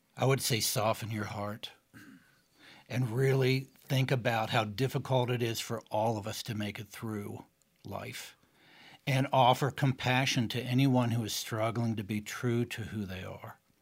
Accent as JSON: {"language": "English", "region": "East Tennessee", "country": "United States", "tie": "born or raised there", "also_born_or_lived": "Boston area", "moved": "yes", "said": "having grown up as a gay child in East Tennessee"}